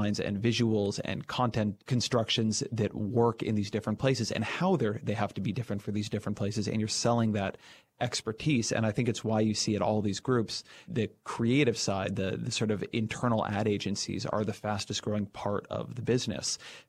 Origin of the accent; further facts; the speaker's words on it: California, United States; I grew up in Orange County, so the LA Times or the OC Register